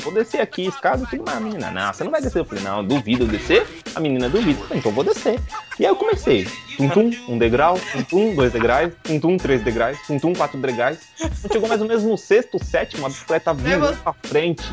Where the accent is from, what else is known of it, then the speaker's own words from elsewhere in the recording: São Paulo, Brazil; eu nasci praticamente onde eu moro, na mesma cidade onde eu moro agora, eu moro em São Paulo